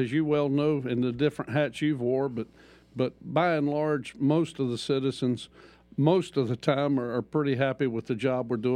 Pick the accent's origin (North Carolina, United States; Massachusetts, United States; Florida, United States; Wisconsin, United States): North Carolina, United States; Troutman; also born or lived in Wilkes County, North Carolina; raised in the Troutman area